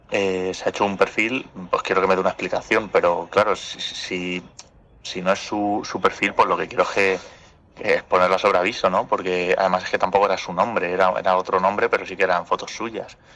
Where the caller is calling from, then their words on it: Madrid, Community of Madrid, Spain; Hola, ¿qué tal? … de Madrid.